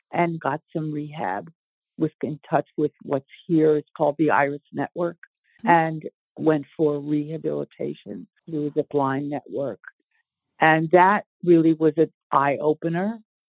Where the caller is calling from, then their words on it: near Portland, southern Maine, United States; I'm calling from Maine. I live in southern Maine, not too far outside of Portland. I am 80 years old as of May this year